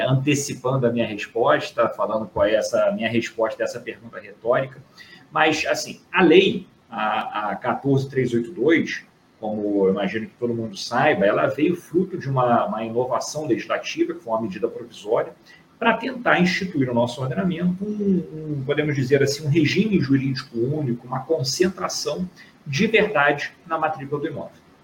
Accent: Rio de Janeiro, Brazil; estou aqui do Rio de Janeiro, sou carioca

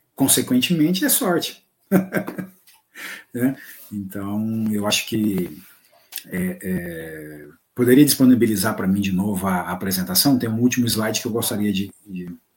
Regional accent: Goiás, Brazil; accent: goianês; Que em bom goianês, porque eu sou goiano

